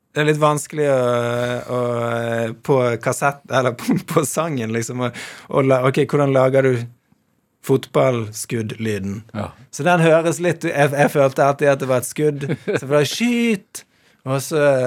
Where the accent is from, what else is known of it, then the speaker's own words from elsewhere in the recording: Bergen, Vestland, Norway; jeg vokste opp i Mjølkeråen